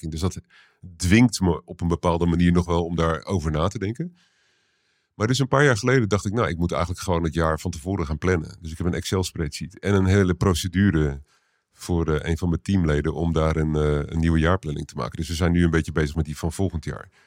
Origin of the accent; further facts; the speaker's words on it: Utrecht, Netherlands; born there; Ja, ik ben in Utrecht geboren, in de, in de Kerkstraat